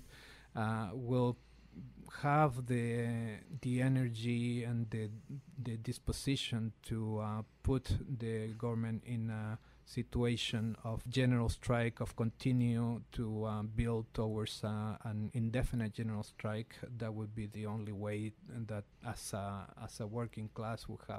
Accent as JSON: {"language": "English", "region": "Valparaíso", "country": "Chile", "tie": "born or raised there", "moved": "yes", "said": "also in Valparaíso, one of is the main port in Chile, my hometown"}